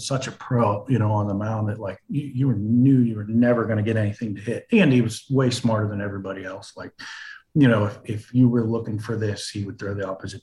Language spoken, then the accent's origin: English; Pittsburgh, Pennsylvania, United States; PNC is, you know, my hometown stadium